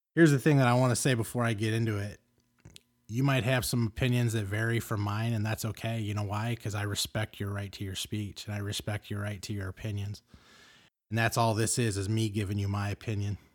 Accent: Los Angeles, California, United States; I grew up in Los Angeles

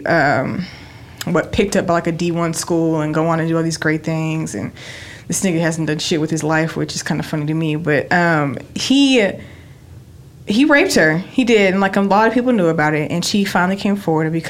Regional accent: West Texas, United States; I grew up in West Texas, which is like, it literally is the movie Friday Night Lights

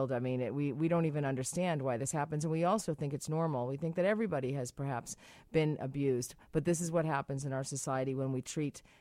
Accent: Massachusetts, United States; I'm from Massachusetts. You're from Massachusetts.

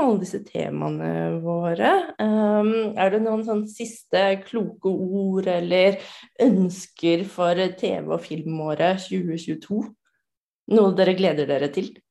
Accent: Norway; jeg kommer fra Norge

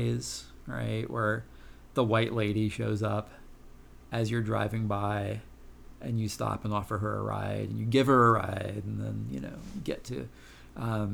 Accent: New Jersey, United States; in New Jersey when I was growing up

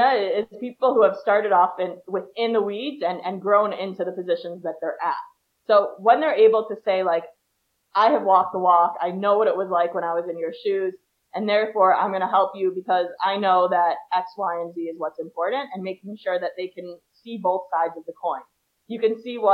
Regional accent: Chicago, Illinois, United States; now in Israel; I'm from Chicago

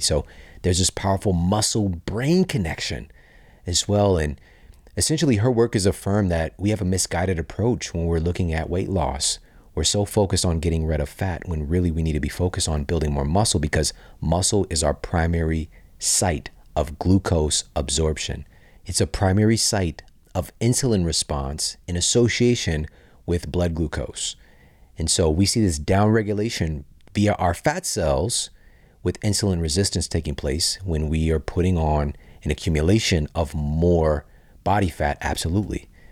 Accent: St. Louis, Missouri, United States; Washington University in my hometown of Saint Louis, Missouri

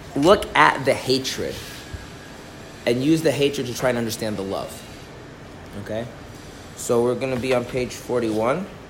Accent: Minnesota, United States; I'm from Minnesota

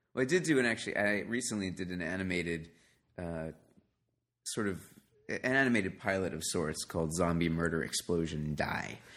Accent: New York City, New York, United States; moved away; I grew up in New York City

